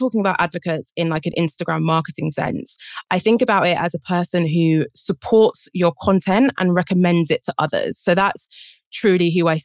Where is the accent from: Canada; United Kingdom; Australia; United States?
United Kingdom; I'm from Britain, as I'm sure you can guess from my accent.